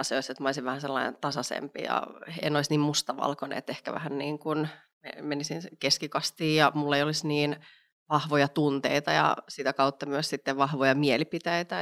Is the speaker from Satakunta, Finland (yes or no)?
no; Vantaa, Uusimaa, Finland; also born or lived in Espoo; Espoossa synnyin, mutta Vantaalla en, al, olen tota, äh, kasvanut